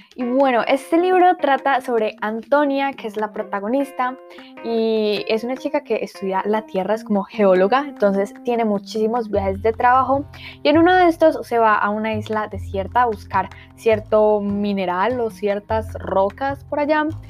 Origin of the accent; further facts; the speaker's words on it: Colombia; yo soy colombiana, de lo cual me siento muy orgullosa